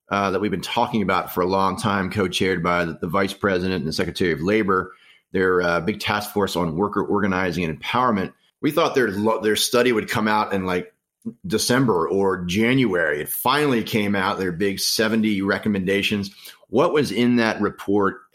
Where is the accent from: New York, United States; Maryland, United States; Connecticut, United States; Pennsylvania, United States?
Maryland, United States; In my home state of Maryland